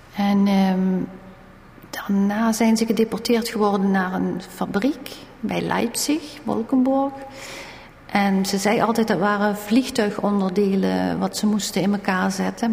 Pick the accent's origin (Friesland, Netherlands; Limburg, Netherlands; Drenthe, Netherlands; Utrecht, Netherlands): Limburg, Netherlands; Valkenburg; Wij woonden in Valkenburg en wij zijn geboren in Valkenburg